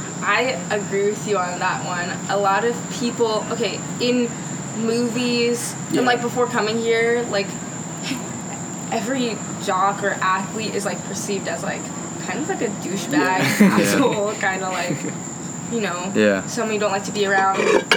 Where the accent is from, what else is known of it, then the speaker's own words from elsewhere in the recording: Canada; I don't know if it's because I came from Canada, but I've always just been the kind of person to just be like, hey, like, how are you?